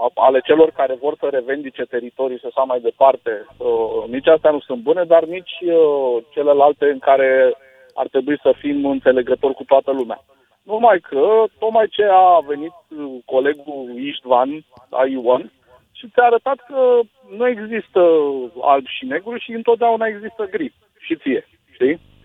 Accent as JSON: {"language": "Romanian", "country": "Romania", "said": "eu ca român"}